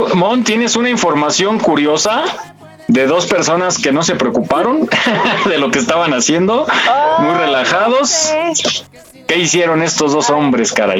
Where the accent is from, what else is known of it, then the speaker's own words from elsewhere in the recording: Mexico; como buenos mexicanos